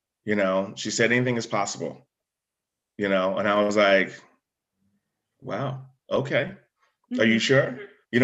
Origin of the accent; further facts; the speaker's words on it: Groton, Connecticut, United States; also born or lived in New London, Connecticut; So we moved from New London to across the bridge to Groton, Connecticut. And we lived in an area where the firehouse was actually a mile down the road.